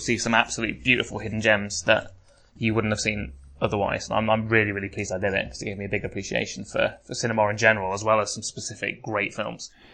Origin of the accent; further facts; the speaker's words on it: England, United Kingdom; we're English